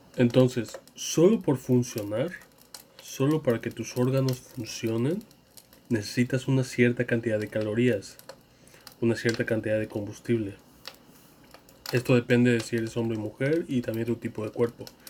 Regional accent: Mexico; en mi país, México

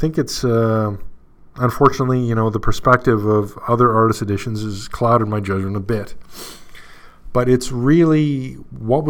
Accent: Canada; accent: Canadian; So I'm in Canada. And as you can tell from my Canadian accent.

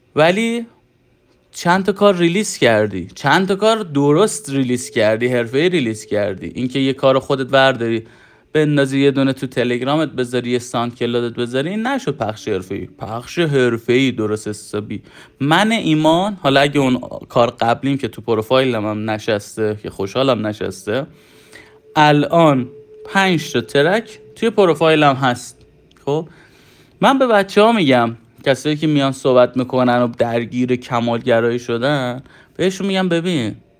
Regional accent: Iran; حالا ما تو کشوری دنیا آمدیم

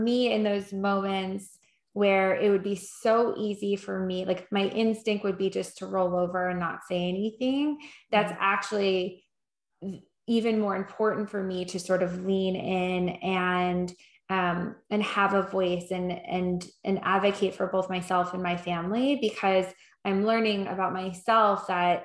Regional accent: New York, United States; I am from New York

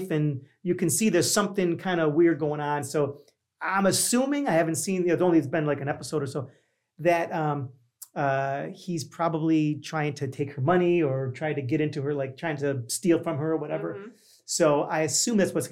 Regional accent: Niagara Falls, New York, United States; I'm from New York, but I'm from a small city in New York that you probably don't even realize is an actual city. It's called Niagara Falls

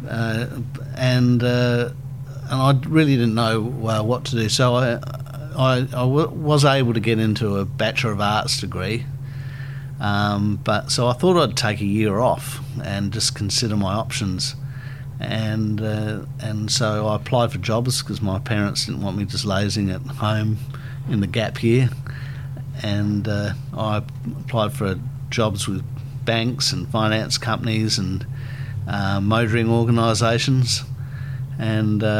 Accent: Adelaide, South Australia, Australia; also born or lived in Meriden, England; now in Brisbane, Australia; I was actually born in Meriden, England, between Coventry and Birmingham. And my parents were 10 quid tourists, or 10 pound poms, and came out to Australia in 1968. So I was very young then, and we first moved to Adelaide. And that's where I grew up

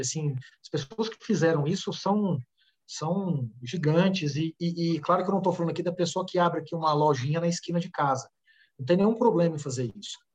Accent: Uberaba, Minas Gerais, Brazil; moved away as an adult; now in São Paulo, Brazil; saí de Uberaba, Minas Gerais, quando eu tinha 20 anos, vim para São Paulo

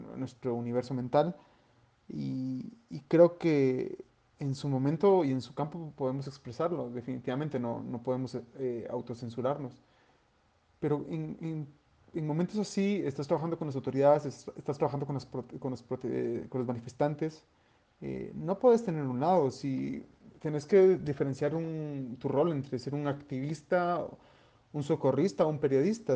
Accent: Guatemala; somos ciudadanos guatemaltecos

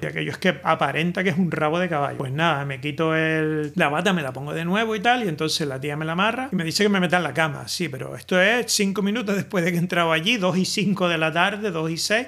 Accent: Spain; now in Netherlands; yo soy español

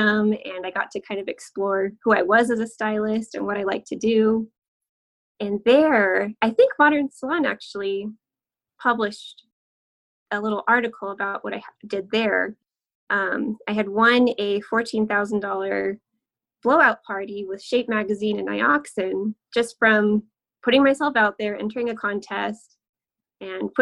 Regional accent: Southern California, United States; moved away as an adult; also born or lived in Hawaii; now in Salt Lake City, United States; I am originally from Southern California

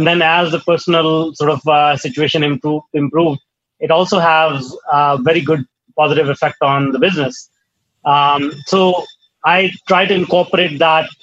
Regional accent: India; I grew up in India in a small town

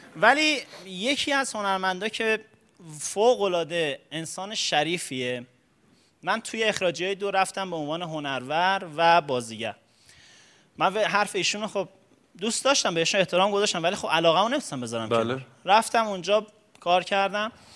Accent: Karaj, Alborz, Iran; از دوران بچگی توی بحث تئاتر تو کرج فعالیت میکردم

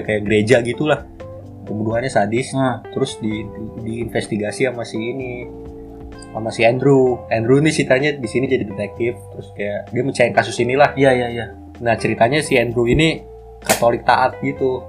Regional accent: Bekasi, West Java, Indonesia; kita orang Bekasi

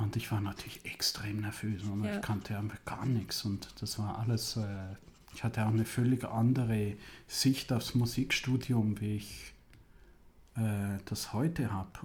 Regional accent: Switzerland; moved away as an adult; also born or lived in Italy; now in Germany; 30 Kilometer von Zürich, wo ich aufgewachsen bin

